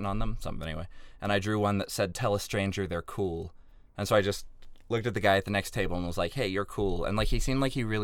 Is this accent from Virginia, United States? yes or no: yes; Virginia, United States; also born or lived in Chicago; now in Los Angeles, United States; I'm from Virginia originally, out in LA now for 6.5 months after living in Chicago for 3 years